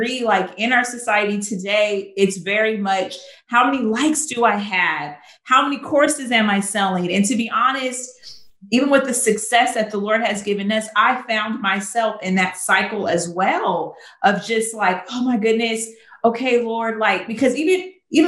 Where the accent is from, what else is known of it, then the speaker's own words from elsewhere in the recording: California, United States; moved away as an adult; now in Chicago, United States; I'm from California. I moved to Chicago.